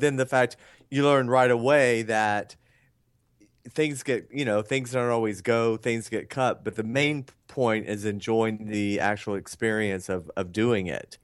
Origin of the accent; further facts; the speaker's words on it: Atlanta, Georgia, United States; I'm from, um, Atlanta